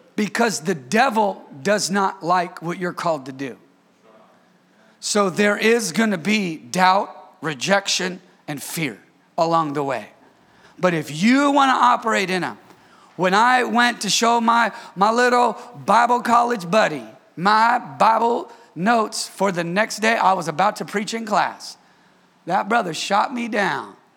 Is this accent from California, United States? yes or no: yes; Bay Area, California, United States; moved away as an adult; I'm from the Bay Area